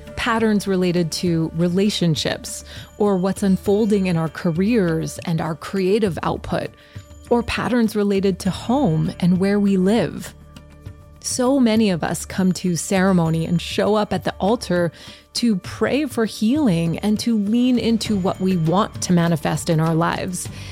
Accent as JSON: {"language": "English", "town": "Montreal", "region": "Quebec", "country": "Canada", "tie": "born or raised there", "said": "I grew up in Montreal."}